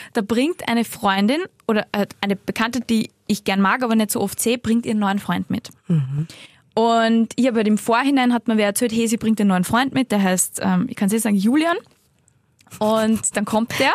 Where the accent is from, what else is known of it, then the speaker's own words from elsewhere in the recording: the Salzburg mountains, Austria; now in Vienna, Austria; da, wo ich aufgewachsen bin, in die Salzburger Berg